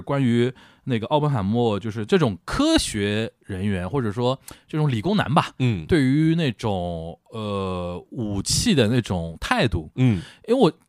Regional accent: Shanghai, China; 我们上海人叫横竖横啊

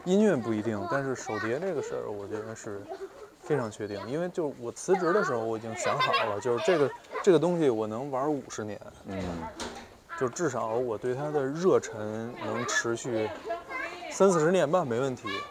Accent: Beijing, China; 我们北京人管这儿叫南城

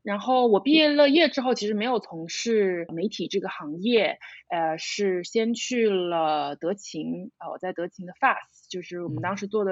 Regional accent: Shanghai, China; 我是上海人，土生土长的

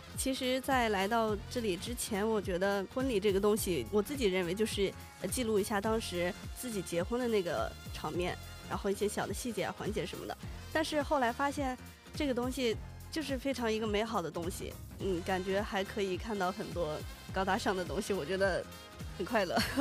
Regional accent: Taiyuan, Shanxi, China; moved away; 我是来自山西太原，中国促都之乡，就是在，呃，山西这边

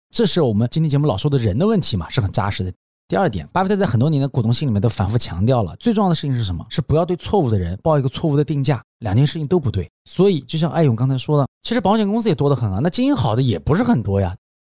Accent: China; 我们中国人比较急

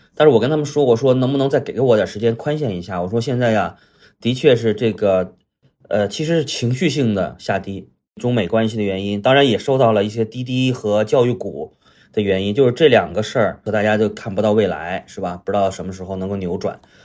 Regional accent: Qinhuangdao, Hebei, China; moved away as an adult; also born or lived in Beijing; 带着几个小，小伙伴儿从青黄岛，就是我老家，呃，来到了北京嗯闯荡和发展

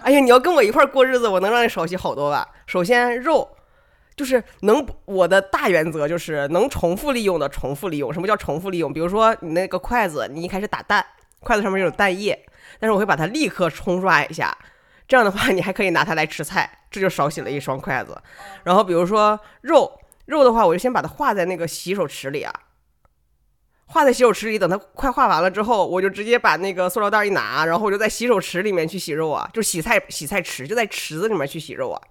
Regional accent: Northeast China, China; moved away as an adult; also born or lived in Macau / Shenzhen; 我是一个从，在东北长大，然后我去了澳门上大学，又去了深圳工作

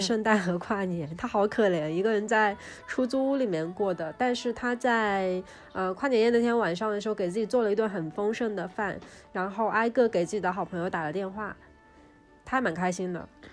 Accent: Suzhou, Jiangsu, China; 我们苏州也是一个有， 有着诸多传统习俗的一个成熟的一个城市，所以我从小到大的元旦氛围都是非常浓的

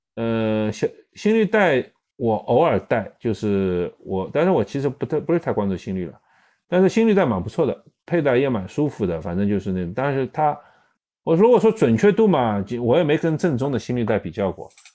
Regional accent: China; 有些时候是因为我们中国人去不了

